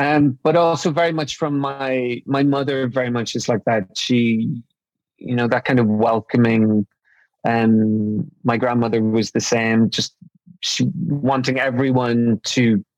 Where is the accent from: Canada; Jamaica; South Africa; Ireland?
Ireland; So, I mean, growing up in Ireland, I was really fortunate that I'm from a very, very close family